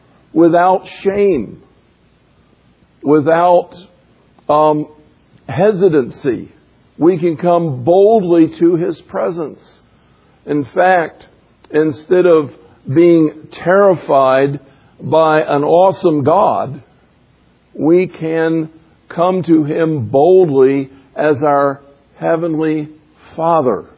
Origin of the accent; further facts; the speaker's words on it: the South, United States; growing up in the South